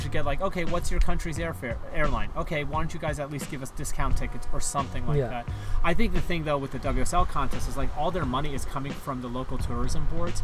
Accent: New York, United States; it being in my hometown

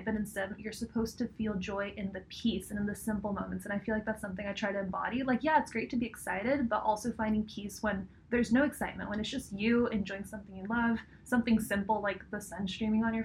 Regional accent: Mexico; moved away as an adult; also born or lived in California, United States / Cabo San Lucas, Mexico; now in Berkeley, United States; I was born in California, moved to Mexico when I was six

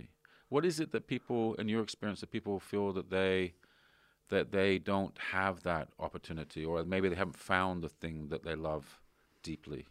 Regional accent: Canada; moved away as an adult; also born or lived in London; now in Sydney, Australia; I was brought up in Canada

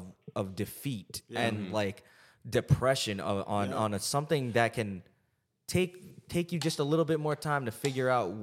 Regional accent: New Jersey, United States; I'm from New Jersey, dude. We're in California.

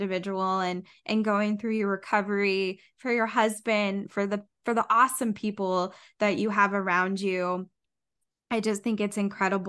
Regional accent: Indiana, United States; now in Ohio, United States; I'm from Indiana

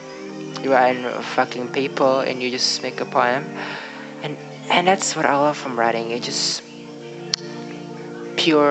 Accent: Indonesia; English is a second language; English is not my first language. It's not my native language. So I'm from Indonesia

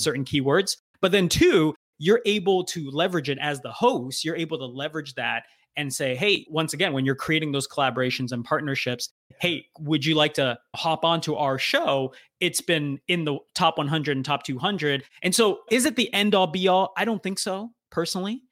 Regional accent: United States; also born or lived in Canada; I grew up in the U S

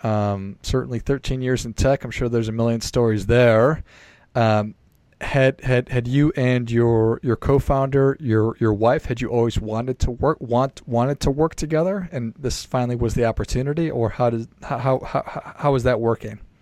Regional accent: Minnesota, United States; I'm from a small town in Minnesota

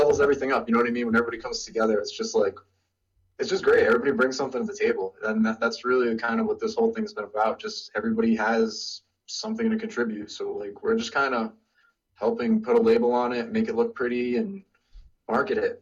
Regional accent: Rhode Island, United States; But originally I'm from Rhode Island.

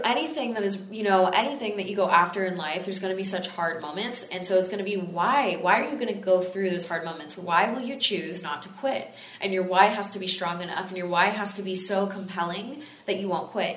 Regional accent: Texas, United States; now in Los Angeles, United States; it's in Los Angeles, California, my home. I'm from Texas originally

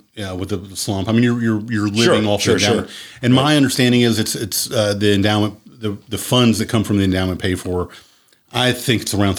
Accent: Berea, Kentucky, United States; In the 80s, when I was growing up, I'm from Berea as well. I grew up here.

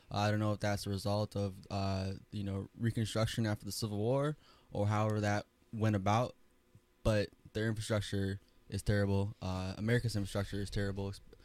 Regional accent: Wisconsin, United States; also born or lived in Florida; So I'm from Wisconsin

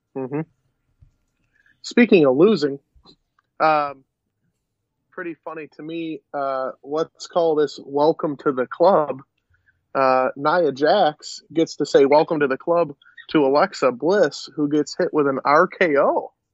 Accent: Western New York, United States; we're from Western New York.

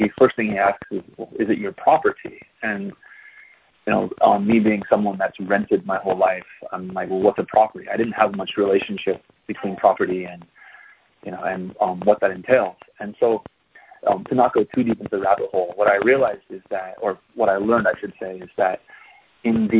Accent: United States; moved away as an adult; now in Taiwan; I'm an American

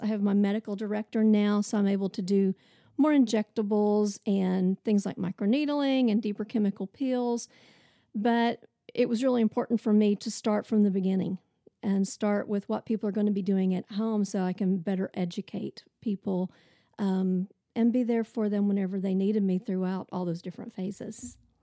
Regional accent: Oklahoma, United States; moved away as an adult; also born or lived in Tulsa, Oklahoma; now in Nashville, United States; So I grew up in Oklahoma. I'm an Oklahoma girl.

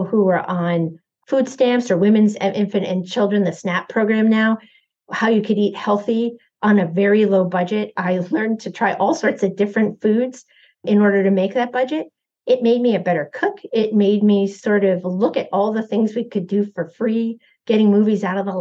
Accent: New York City area, United States; we grew up in the New York City area

